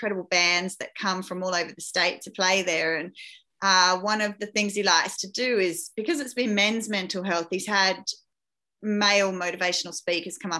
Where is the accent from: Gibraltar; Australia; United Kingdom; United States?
Australia; I grew up in that outback area. So that was my hometown from being a very young child.